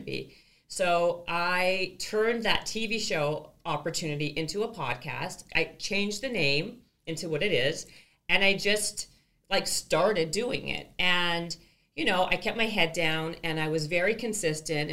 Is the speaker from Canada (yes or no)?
yes; Canada; I'm from Canada